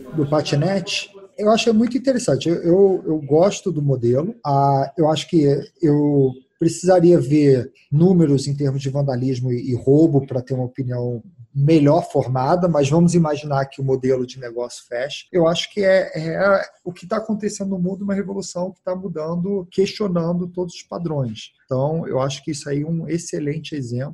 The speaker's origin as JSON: {"language": "Portuguese", "country": "United States", "tie": "born or raised there", "also_born_or_lived": "Brazil / England", "second_language": "Portuguese", "moved": "as an adult", "said": "eu cresci nos Estados Unidos, fui, eu nasci no Brasil, fui morar nos Estados Unidos com 5 anos de idade e voltei para o Brasil em 2002"}